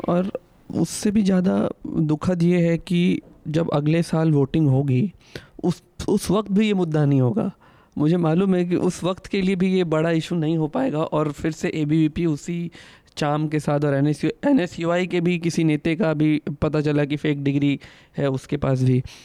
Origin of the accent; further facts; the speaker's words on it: Bihar, India; now in Delhi, India; मैं जिस जगह से आता हूँ बिहार